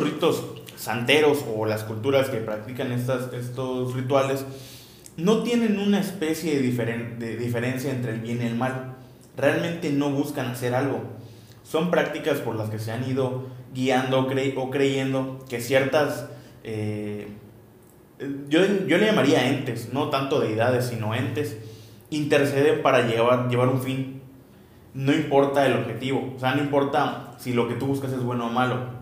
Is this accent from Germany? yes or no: no; southeast Mexico, Mexico; somos del sureste de México